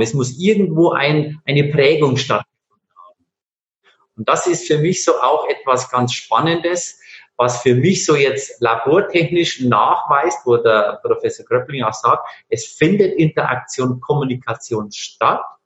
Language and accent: German; Bavaria, Germany; ich bin äh, in Bayern aufgewachsen